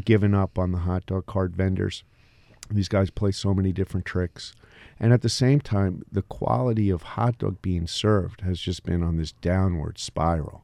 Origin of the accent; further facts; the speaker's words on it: Elberon, New Jersey, United States; moved away; also born or lived in Long Branch, New Jersey; I grew up in Elberon.